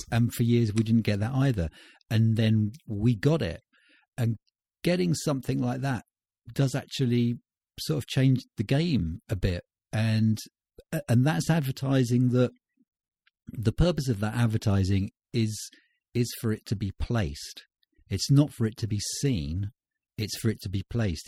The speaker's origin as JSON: {"language": "English", "town": "Winchester", "region": "South East England", "country": "United Kingdom", "moved": "as an adult", "lives_now": "Spain"}